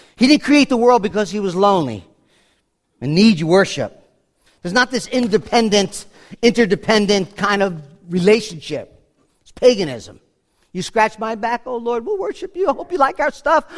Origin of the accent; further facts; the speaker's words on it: New York City, New York, United States; I'm from New York City